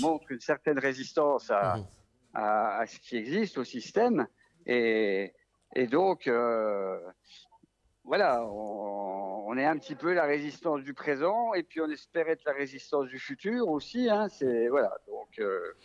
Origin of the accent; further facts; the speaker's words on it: Vosges, Grand Est, France; accent: Vosgien; c'est un accent vosgien